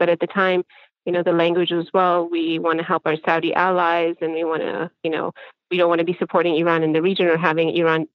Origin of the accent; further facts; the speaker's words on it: Aden, Yemen; also born or lived in India / Canada; now in Michigan, United States; I was born in Yemen, grew up, spent half my childhood in Yemen, half my childhood in India.